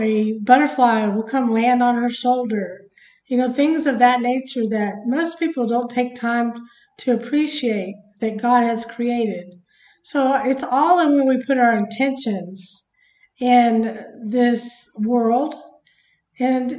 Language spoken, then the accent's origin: English; United States; obviously we're from America, but, I think America, as Americans, we can kind of be spoiled